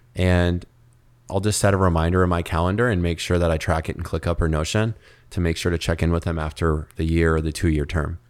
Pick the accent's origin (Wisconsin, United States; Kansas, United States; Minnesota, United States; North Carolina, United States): Minnesota, United States; Minneapolis; moved away as an adult; now in Miami, United States; growing up in Minneapolis